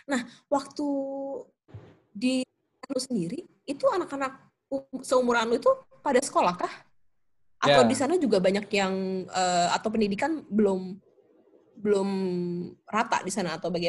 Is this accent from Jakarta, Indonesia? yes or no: yes; Jakarta, Indonesia; born there; Karena kan gue lahir di Jakarta, gue nggak eh, nggak uh, tahu kalau di daerah tuh seperti apa secara detail.